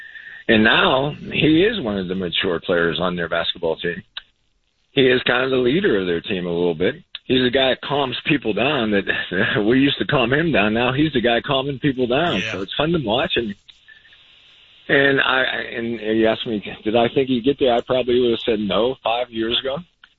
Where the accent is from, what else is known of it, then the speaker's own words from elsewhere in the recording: North Carolina, United States; I mean, I came from North Carolina, and I ran into some guys.